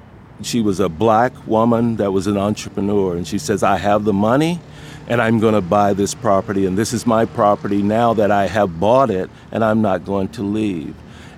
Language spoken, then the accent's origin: English; Arkansas, United States; now in Manhattan Beach, United States; I was born in Arkansas